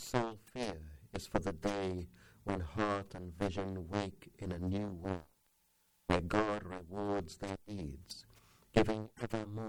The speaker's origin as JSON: {"language": "English", "region": "England", "country": "United Kingdom", "tie": "born or raised there", "also_born_or_lived": "India", "moved": "as an adult", "lives_now": "United States", "said": "When I was 3 years old, my parents moved to England. So I lived my life in England, had my education there, and came to America in 87, where I've been ever since."}